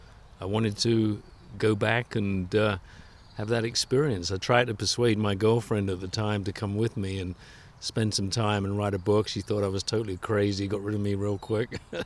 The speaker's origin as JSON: {"language": "English", "region": "London", "country": "United Kingdom", "tie": "born or raised there", "also_born_or_lived": "Baja California, Mexico", "moved": "as an adult", "said": "I grew up in England. I grew up in London."}